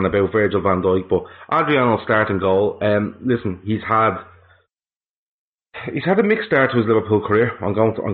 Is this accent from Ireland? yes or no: yes; Ireland; as an Irishman